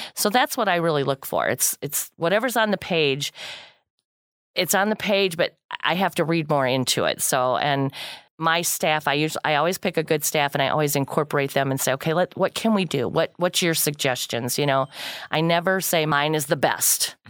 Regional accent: Kankakee County, Illinois, United States; I'm born and raised in Kankakee County, lived here all my life

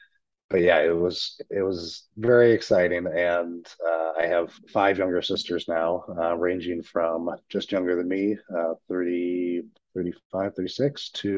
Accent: Minneapolis, Minnesota, United States; now in St. Louis, United States; growing up outside the Twin Cities.

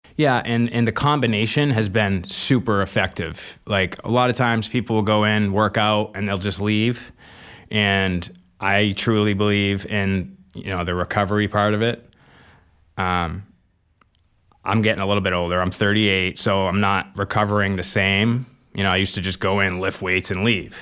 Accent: Manchester, New Hampshire, United States; grew up in Manchester, New Hampshire, um, born and raised

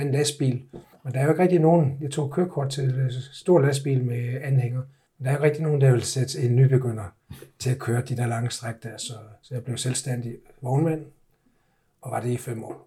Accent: Egtved, Southern Denmark, Denmark; moved away as an adult; also born or lived in United States / Vorbasse / Copenhagen; jeg har boet, jeg har boet og vokset op i, i, øh, i Jylland og gået, gået alt 10 år i skole i Jylland, ja. i Ægtved.

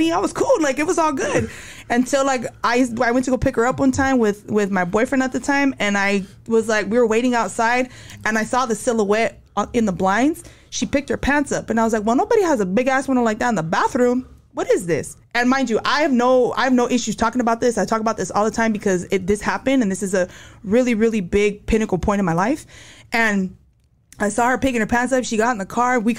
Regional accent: Santa Ana, California, United States; born there; so I was born in Santa Ana.

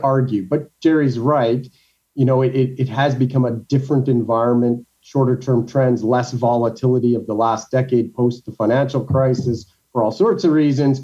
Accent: Canada; I'm a Canadian

